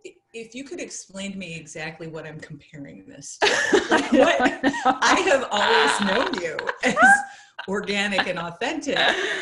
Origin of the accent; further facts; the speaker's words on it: Indiana, United States; in a town where I grew up in Indiana, which isn't far from the Michigan border